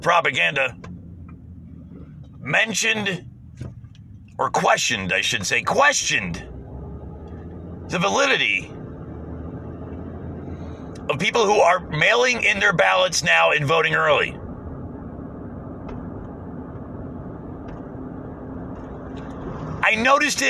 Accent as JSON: {"language": "English", "country": "United States", "said": "as an American"}